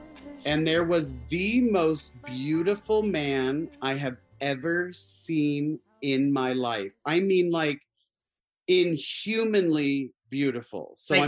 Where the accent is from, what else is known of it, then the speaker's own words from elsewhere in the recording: Arizona, United States; Oh yeah, I grew up in Arizona, so